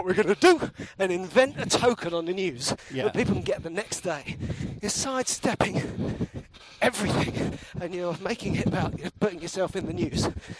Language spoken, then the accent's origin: English; United Kingdom; I'm a British person.